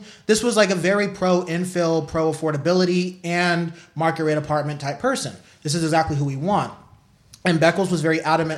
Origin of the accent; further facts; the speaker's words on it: San Pablo, California, United States; I grew up in San Pablo. It's right by Richmond